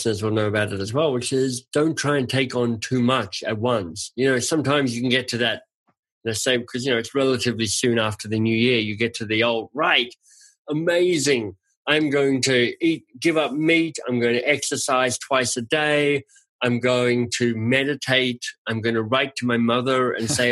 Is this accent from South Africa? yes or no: no; Australia; I'm Australian and I grew up on lamb chops